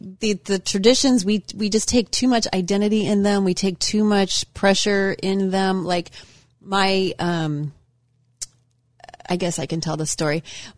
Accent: Ohio, United States; My husband's Italian and I'm from Ohio.

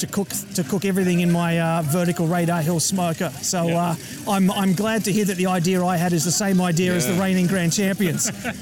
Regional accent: Queensland, Australia; also born or lived in Gold Coast; I'm obviously from Queensland.

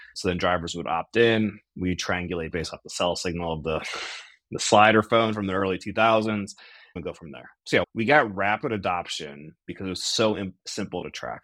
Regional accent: outside of Cleveland, Ohio, United States; also born or lived in Chicago; now in Akron, United States; I am an Ohio guy through and through, born outside of Cleveland, Ohio.

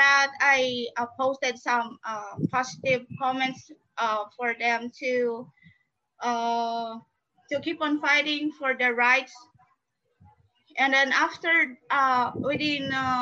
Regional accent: Philippines; from the Philippines

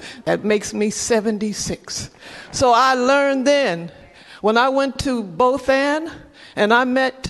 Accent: Tulsa, Oklahoma, United States; born there; moved away as an adult; now in San Francisco, United States; I was born in Tulsa, Oklahoma in 1947 in the basement of Moton Memorial Hospital. It was in Tulsa, Oklahoma, where I learned in order to conquer civil wrongs, I had to fight for my civil rights.

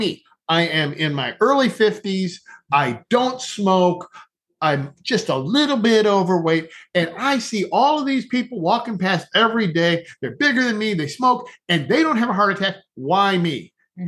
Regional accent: northern Ohio, United States; now in southern Ohio, United States; Originally live, originally born in northern Ohio, now live in southern Ohio.

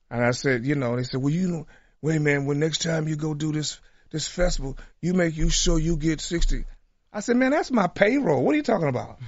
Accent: Tulsa, Oklahoma, United States; my hometown

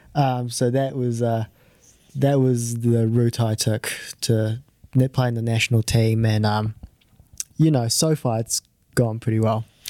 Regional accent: New Zealand; also born or lived in Japan; I'm originally from Japan, um, but I moved over when I was five. So, I've played all, I, I started golf when I was ten. So, I've played all my golf in New Zealand

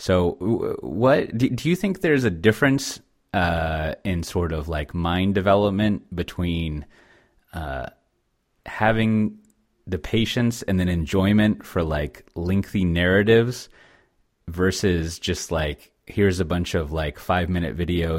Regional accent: Texas, United States; as a Texan

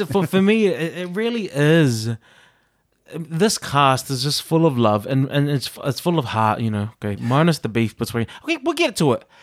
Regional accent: Auckland, New Zealand; now in Liverpool, United Kingdom; if I did my hometown, it would be South Auckland

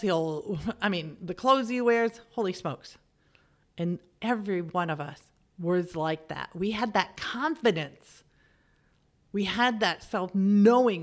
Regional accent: middle of America, Midwest, United States; moved away as an adult; also born or lived in Germany / England; what I was like as an American. And not only that, as the middle of America American

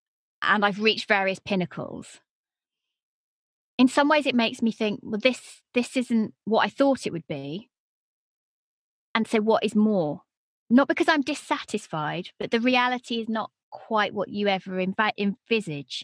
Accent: United Kingdom; accent: British; they like a British voice

